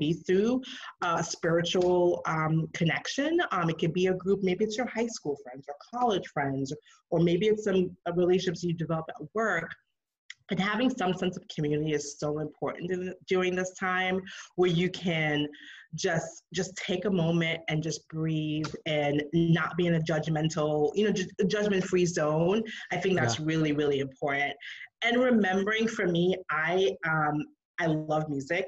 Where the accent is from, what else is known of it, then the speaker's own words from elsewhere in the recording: New York City, New York, United States; moved away as an adult; now in Atlanta, United States; I grew up in New York City, very fast paced city, of course.